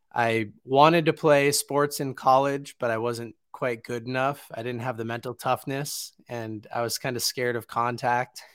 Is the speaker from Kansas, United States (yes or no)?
no; Boston, Massachusetts, United States; where I grew up in Boston